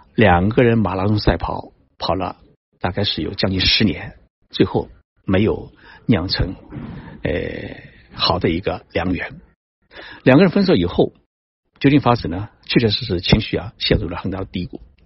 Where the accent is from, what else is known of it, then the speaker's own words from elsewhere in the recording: China; moved away; also born or lived in Japan; 我们中国人的心